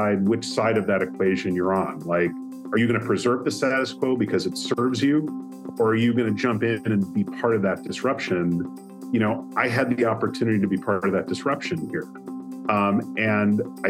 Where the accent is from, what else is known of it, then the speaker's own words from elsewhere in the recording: just outside of Chicago, Northern Illinois, United States; I grew up in the Midwest. I grew up in Northern Illinois, just outside of Chicago